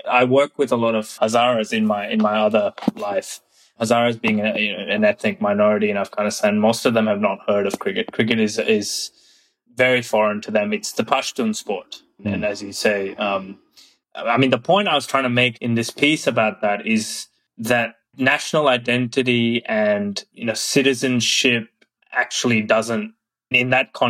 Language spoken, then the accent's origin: English; Bangkok, Thailand; But the other point to make is actually in my own experience growing up in Thailand, and that's where I learned how to play cricket. I first played with a hard ball in a school gymnasium on the outskirts of Bangkok.